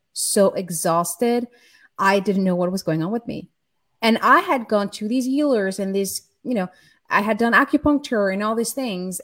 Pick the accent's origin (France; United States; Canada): France; I grew up in France in the 80s, in a very chaotic and abusive environment